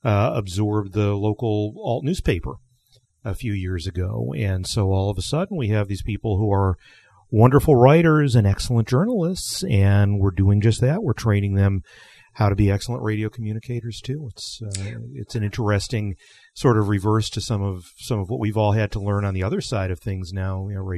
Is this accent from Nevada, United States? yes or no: yes; Las Vegas, Nevada, United States; from Las Vegas.